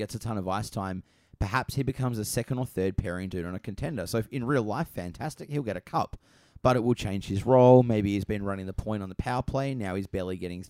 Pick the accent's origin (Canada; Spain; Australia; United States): Australia; I'm Australian.